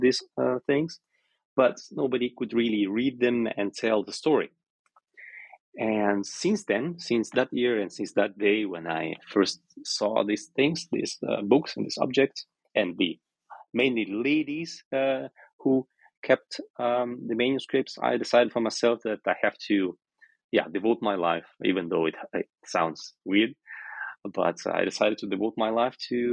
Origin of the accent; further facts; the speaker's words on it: Omsk, Omsk Oblast, Russia; I was born in Omsk, which is a city in Western Siberia, and I'm the first generation of Siberian Tatars who lived in the city